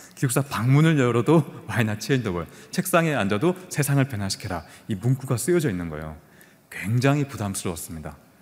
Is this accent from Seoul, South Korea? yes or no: no; Busan, South Korea; 부산에 영도라는 섬이 있어요. 그 영도라는 섬에서 저는 태어났고 초등학교, 중학교, 고등학교도 다 그곳에서 보냈습니다.